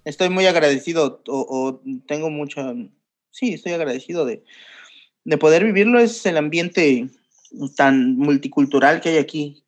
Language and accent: Spanish; Mexico; moved away as an adult; now in Lisbon, Portugal; yo soy mexicano